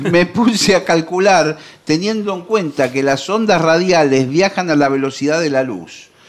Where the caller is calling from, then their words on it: Lanús, Buenos Aires Province, Argentina; Hola muchachos … de Lanús.